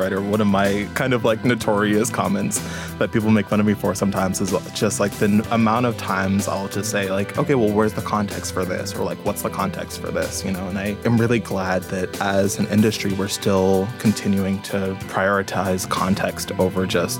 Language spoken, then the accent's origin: English; Ann Arbor, Michigan, United States; born there; also born or lived in Detroit / Dallas; now in Houston, United States; I was born in Ann Arbor. My family kind of moved around the Ann Arbor, Detroit area for a while, and then we moved down to Dallas, and then finally settled in Houston for a little bit.